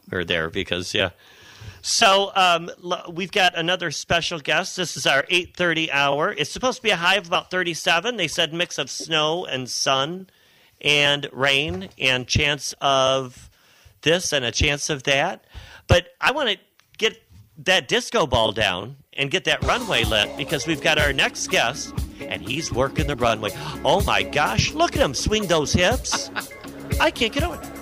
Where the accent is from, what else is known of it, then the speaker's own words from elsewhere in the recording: south of Detroit, Michigan, United States; growing up south of Detroit